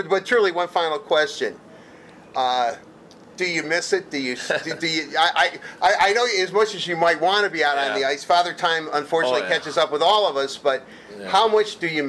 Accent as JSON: {"language": "English", "region": "Michigan", "country": "United States", "tie": "born or raised there", "said": "I grew up in Michigan."}